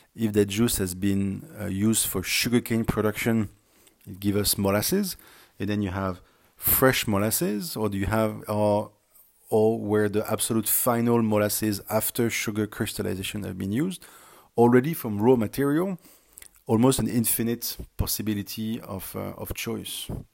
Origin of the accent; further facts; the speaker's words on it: France; accent: French; English is a second language; moved away as an adult; also born or lived in Singapore; now I'm back in France, uh, which is home, and you had probably found out based on my accent that France is my home country.